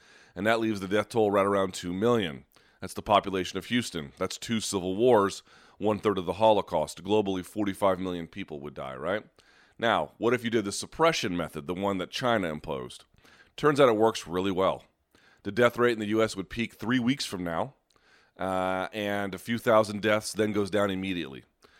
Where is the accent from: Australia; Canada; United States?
Australia; In my home country, the biggest sport by attendance and interest is Australian rules football